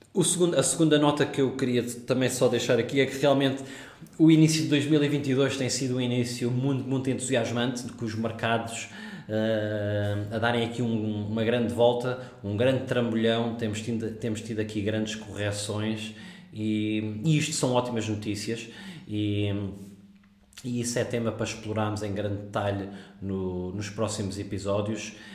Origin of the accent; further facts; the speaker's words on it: Portugal; moved away as an adult; also born or lived in South Africa / Singapore / Netherlands / London; now in Dubai, United Arab Emirates; sou português